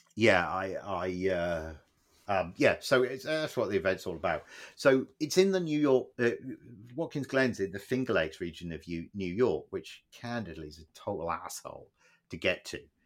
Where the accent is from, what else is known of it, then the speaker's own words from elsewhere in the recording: Plymouth, South West England, United Kingdom; moved away; we grew up in Plymouth